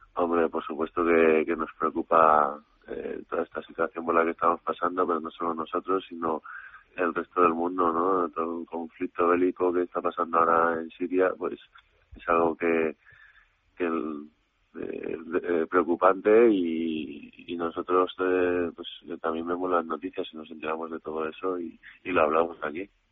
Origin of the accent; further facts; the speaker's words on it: Madrid, Community of Madrid, Spain; also born or lived in Córdoba; lo único que he vivido siempre en Madrid